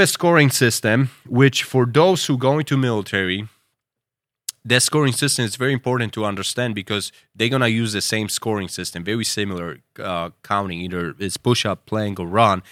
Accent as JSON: {"language": "English", "country": "United States", "said": "as an American"}